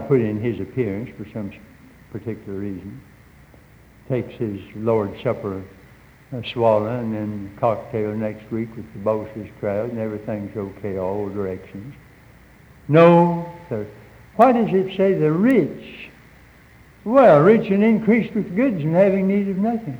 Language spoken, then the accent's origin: English; Hickory, North Carolina, United States; I grew up in Catawba County, North Carolina, Hickory, North Carolina